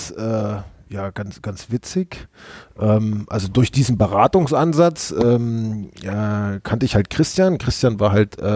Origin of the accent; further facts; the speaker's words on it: Saxony, Germany; born there; ich bin ähm, 36 Jahre, ähm, gebürtig aus der Nähe von Chemnitz, äh, wohnhaft in der Nähe von Hamburg und ansonsten immer unterwegs.